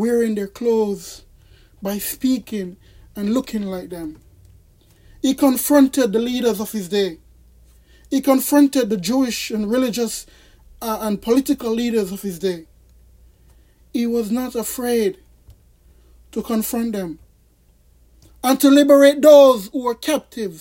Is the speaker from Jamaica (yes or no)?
yes; Jamaica; now in United States; I am a Jamaican citizen. I was born in Jamaica, and I continue today, at this moment in 2020, to remain a Jamaican citizen